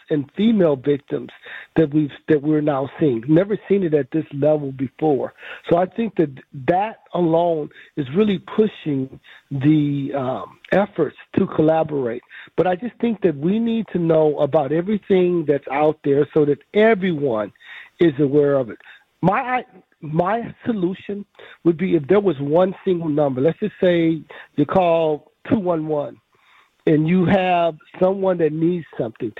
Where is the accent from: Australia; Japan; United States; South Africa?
United States; Memphis, Tennessee; now in Milwaukee, United States; I grew up in Memphis, Tennessee